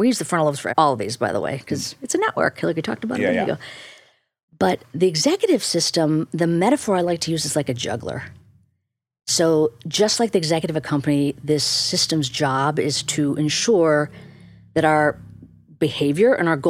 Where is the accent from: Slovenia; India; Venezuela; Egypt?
India; You got to, especially as an Indian person, people think, well, this is just your cultural, you're required to push mindfulness onto the world.